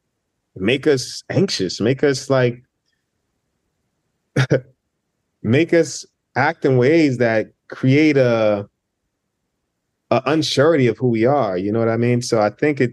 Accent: United States; being in the States, being a first generation Nigerian American

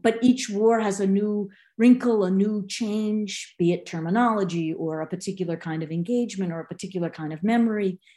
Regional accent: Boston, Massachusetts, United States; I'm from Boston.

